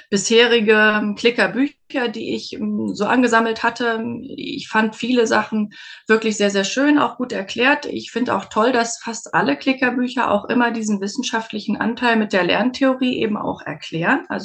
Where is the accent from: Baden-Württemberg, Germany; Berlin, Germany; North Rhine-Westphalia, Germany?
Berlin, Germany; now in Westmünsterland, Germany; ich komme eigentlich aus Berlin